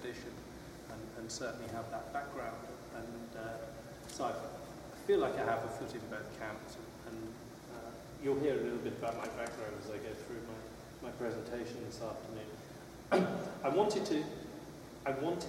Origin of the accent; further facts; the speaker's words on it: St Albans, East of England, United Kingdom; moved away as an adult; also born or lived in Derry, Northern Ireland; now in United States; I was born and raised in St. Albans, which is 20 miles north of London